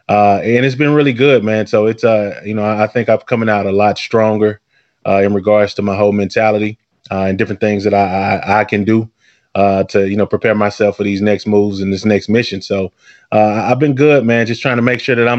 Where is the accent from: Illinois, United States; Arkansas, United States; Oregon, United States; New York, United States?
Arkansas, United States; now in Houston, United States; I'm from Arkansas originally